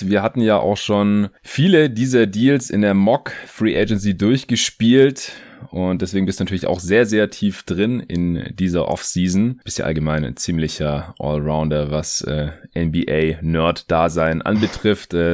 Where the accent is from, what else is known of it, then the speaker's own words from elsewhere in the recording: Stuttgart, Baden-Württemberg, Germany; Ich habe jetzt hier, wo ich gerade in Stuttgart bin, in meiner alten Heimat